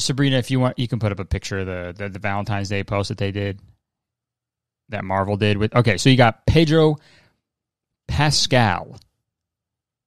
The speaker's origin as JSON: {"language": "English", "town": "Hamilton", "region": "Ontario", "country": "Canada", "tie": "born or raised there", "said": "Hamilton is my hometown. I grew up there"}